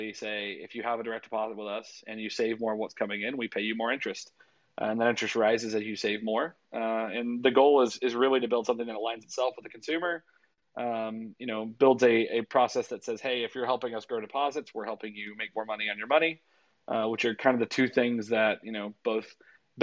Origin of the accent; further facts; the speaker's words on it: Louisiana, United States; I was born and raised in Louisiana.